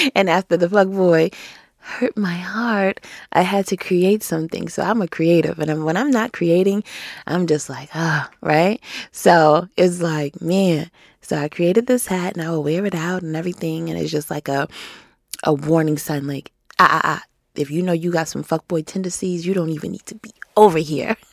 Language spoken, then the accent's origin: English; New York, United States; in New York State, I'm from New York State